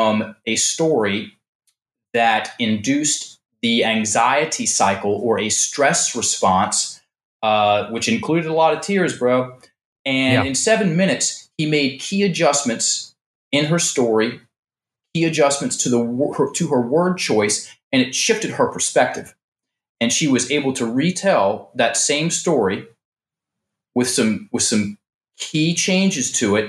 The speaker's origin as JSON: {"language": "English", "town": "Richmond", "region": "Virginia", "country": "United States", "moved": "as an adult", "said": "I'm some dude from Richmond, Virginia. You know, my dad is a small business guy. My mom was a teacher, and I was brought up Southern Baptist."}